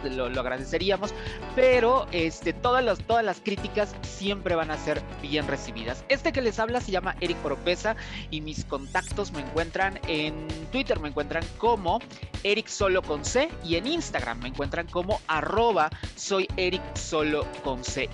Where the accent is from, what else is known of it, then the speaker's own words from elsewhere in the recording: Veracruz, Mexico; Ella y yo somos paisanos, los dos somos de Veracruz